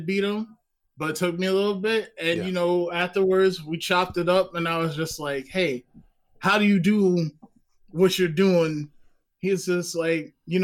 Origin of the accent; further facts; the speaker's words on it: New Jersey, United States; also born or lived in Baltimore, Maryland; I'm originally from North Jersey